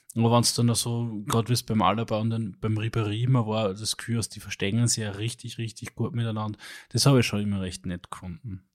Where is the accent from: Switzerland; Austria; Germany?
Austria; Upper Austria; als Oberösterreicher